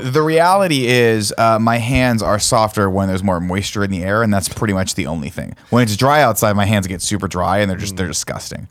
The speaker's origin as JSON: {"language": "English", "area": "Inland Empire", "region": "California", "country": "United States", "said": "I'm from the Inland Empire, which they call"}